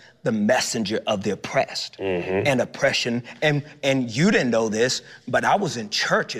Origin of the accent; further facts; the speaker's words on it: Texas, United States; because I'm from Texas